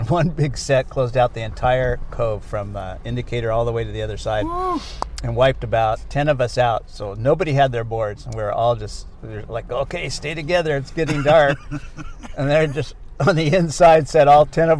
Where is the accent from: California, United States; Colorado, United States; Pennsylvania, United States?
California, United States; Redondo Beach; Born and raised in Redondo Beach.